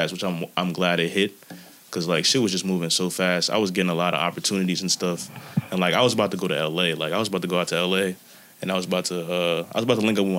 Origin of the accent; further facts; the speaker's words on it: New Jersey, United States; Jersey raised me